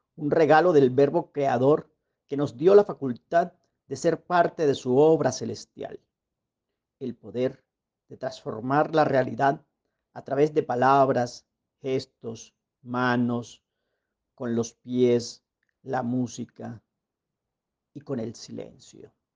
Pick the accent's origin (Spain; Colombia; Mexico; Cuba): Colombia; La Guajira; moved away as an adult; now in Medellín, Colombia; Nací en Medellín un 18 de mayo, pero me crié o crecí en La Guajira, mi patria chica